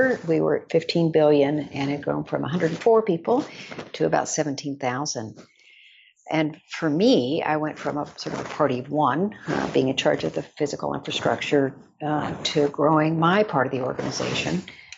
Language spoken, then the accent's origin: English; Odessa, Texas, United States; I grew up in Odessa, Texas, which is sort of midway between Dallas